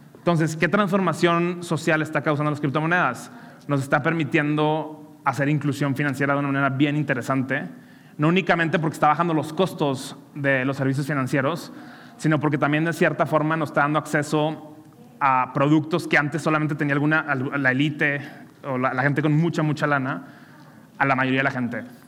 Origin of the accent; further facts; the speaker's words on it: Monterrey, Nuevo León, Mexico; soy regio